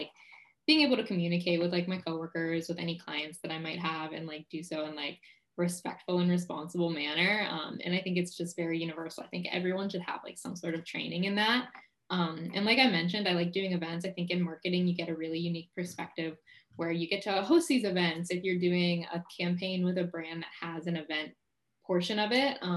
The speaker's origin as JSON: {"language": "English", "town": "Pittsburgh", "region": "Pennsylvania", "country": "United States", "also_born_or_lived": "Orlando, Florida", "moved": "yes", "said": "I'm originally from Pittsburgh, Pennsylvania"}